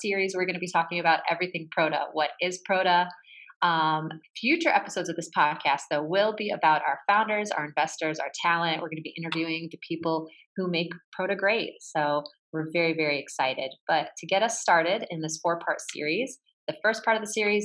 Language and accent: English; United States; born or raised there